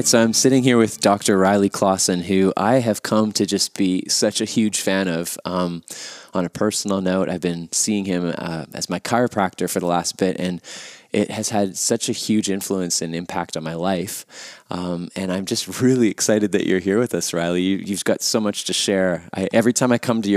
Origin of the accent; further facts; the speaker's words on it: Winnipeg, Manitoba, Canada; my hometown of Winnipeg